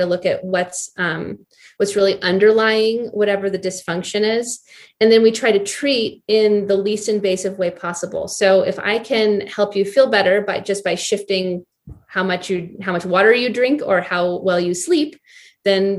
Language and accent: English; Boulder, Colorado, United States; also born or lived in Seattle / Anchorage; I'm from Boulder. I grew up here in Colorado